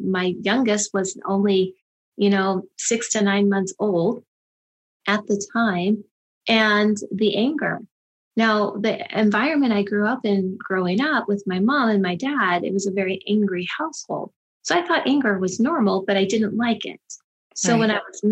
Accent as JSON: {"language": "English", "area": "Silicon Valley", "region": "California", "country": "United States", "tie": "born or raised there", "said": "I grew up in Silicon Valley."}